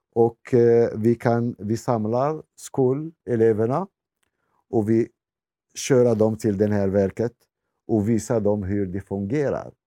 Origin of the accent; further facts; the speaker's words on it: Morocco; Swedish is a second language; moved away as an adult; also born or lived in Botkyrka, Sweden; now in Tullinge, Sweden; jag kommer från Marocko, men jag är kristen